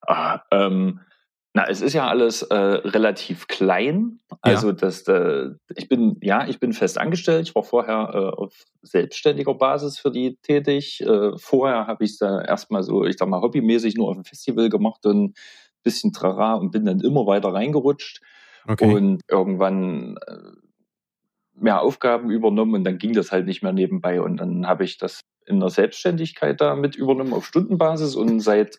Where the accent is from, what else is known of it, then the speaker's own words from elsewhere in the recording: East Thuringia, Germany; accent: Zoni; Ostthüringen, Südostthüringen